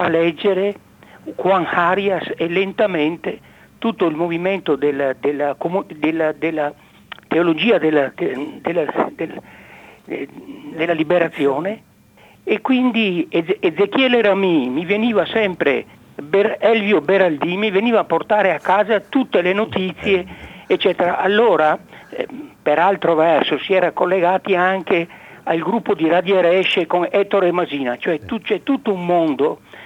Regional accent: Pontelongo, Veneto, Italy; io sono di, di, nato a Ponte Longo e ho mamma rodigina e papà eh, barese, io che sono nato nel Veneto, quindi a Padova

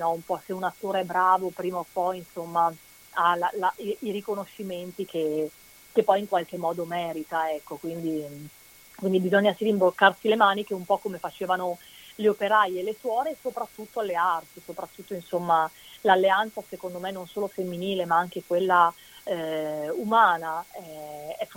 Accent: Veneto, Italy; sono molto legata alla mia terra. Quando vado a fare i provini, dico sempre anche ai miei colleghi, se ho un provino da fare lo traduco prima in veneto

